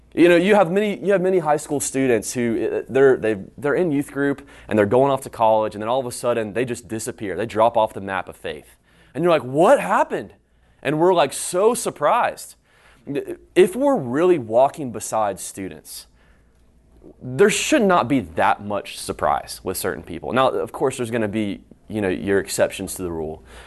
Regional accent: High Point, North Carolina, United States; moved away as an adult; now in Houston, United States; I'm from High Point, North Carolina, just right down the road

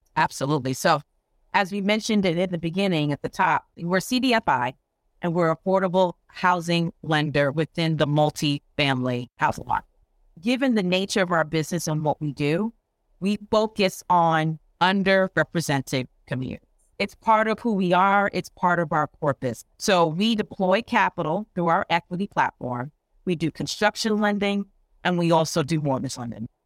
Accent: Long Island, New York, United States; I am from New York. I actually grew up and went to school on Long Island

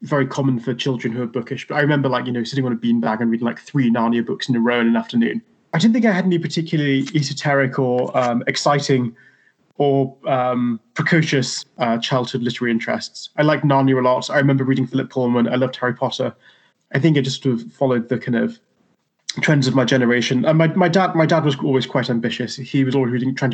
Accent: Newcastle upon Tyne, North East England, United Kingdom; I grew up in Newcastle

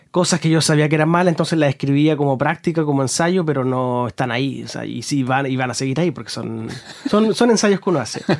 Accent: Concepción, Biobío, Chile; yo soy de Concepción

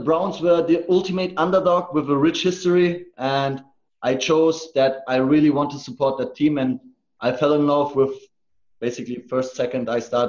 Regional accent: Germany; also born or lived in Munich; No, it's full Turkish, actually. So yeah. My parents are full Turkish. But I'm German on paper and born and raised in Germany.

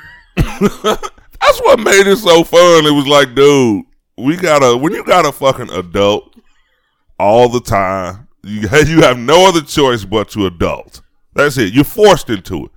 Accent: Chicago, Illinois, United States; on my street when I grew up in Chicago

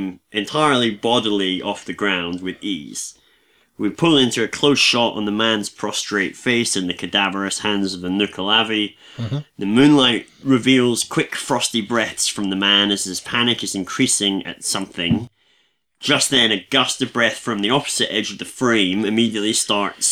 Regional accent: Scotland, United Kingdom; I'm Scottish as a deep fried iron brew bar

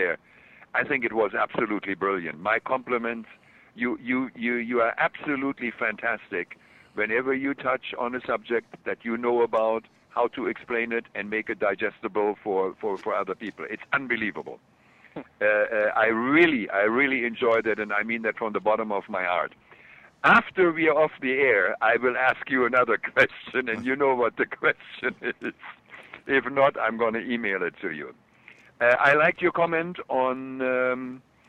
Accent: Germany; accent: German; my German accent comes through

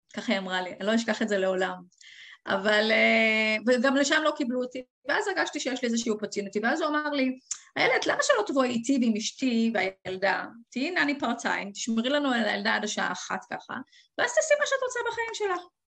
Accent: Israel; moved away as an adult; also born or lived in England; now in Gibraltar

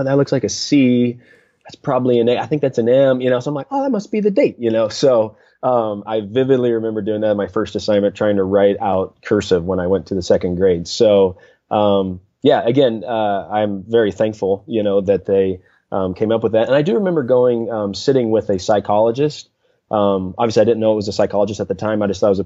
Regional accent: Mountain Home, Arkansas, United States; I grew up in North Central Arkansas, a town called Mountain Home, Arkansas, about 8,500 people, so a smaller town

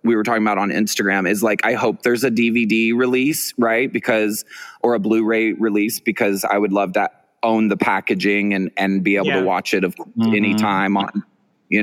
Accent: Dallas, Texas, United States; now in Houston, United States; I was born and raised in the Dallas area

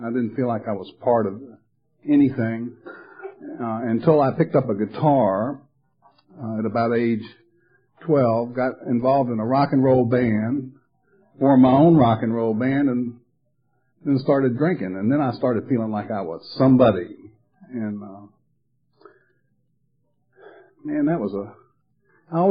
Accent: Atlanta, Georgia, United States; moved away as an adult; also born or lived in Charleston; now in Myrtle Beach, United States; I'm from Atlanta. I grew up in Atlanta

